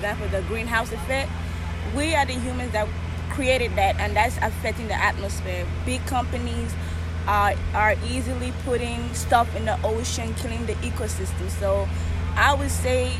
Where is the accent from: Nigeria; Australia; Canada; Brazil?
Nigeria; also born or lived in New York, United States / Houston, United States; now in Huntsville, United States; I'm naturally from Africa, Nigeria. Nigeria, but I've been in the United States for 10 years. I lived in New York for 3 years